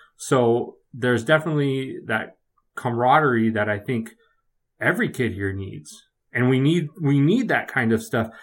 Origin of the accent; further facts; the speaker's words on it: Redwood City, California, United States; moved away; I grew up in the Bay Area. I grew up in, uh, Redwood City, California.